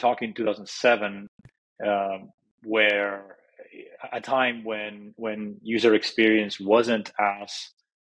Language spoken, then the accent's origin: English; Madrid, Community of Madrid, Spain; now in Silicon Valley, United States; I'm originally from Madrid, Spain, and I grew up over there